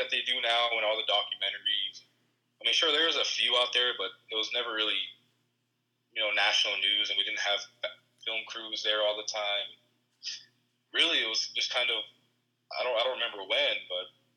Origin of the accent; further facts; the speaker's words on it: Pine Ridge Indian Reservation, South Dakota, United States; moved away as an adult; now in New Mexico, United States; So I was born and raised on the Pine Ridge Indian Reservation, located in South Dakota.